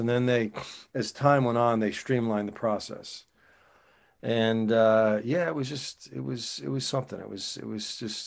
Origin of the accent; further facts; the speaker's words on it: New Jersey, United States; moved away as an adult; now in California, United States; I'm originally from New Jersey